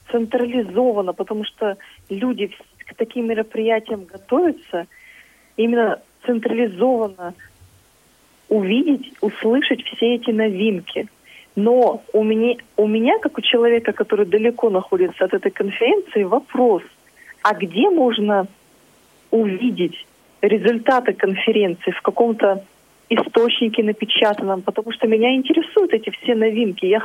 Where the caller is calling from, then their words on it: Krasnoyarsk, Krasnoyarsk Krai, Russia; Здравствуйте, я из Красноярска.